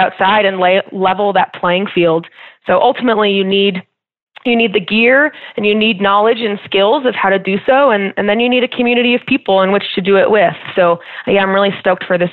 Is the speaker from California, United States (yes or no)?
no; New Jersey, United States; moved away as an adult; now in Colorado, United States; I grew up in New Jersey, actually, in quite a large family